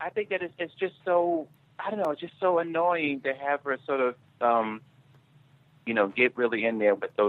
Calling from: New York, United States

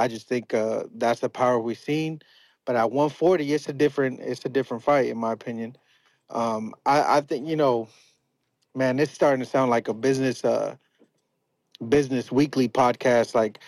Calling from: Portland, Oregon, United States; Numbers from Portland, Oregon.

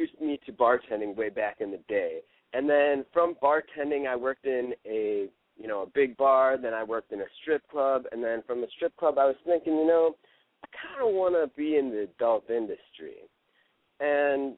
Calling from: Florida, United States; I'm calling from Florida

